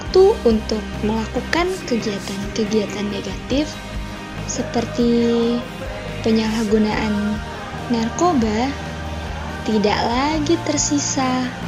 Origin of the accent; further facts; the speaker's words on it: Bandar Lampung, Lampung, Indonesia; Asal gua dari Bandar Lampung